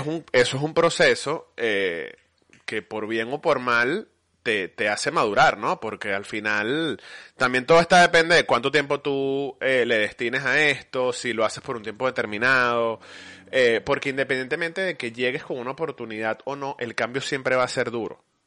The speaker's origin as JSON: {"language": "Spanish", "country": "Venezuela", "also_born_or_lived": "United States", "moved": "as an adult", "lives_now": "Spain", "said": "salí de Venezuela"}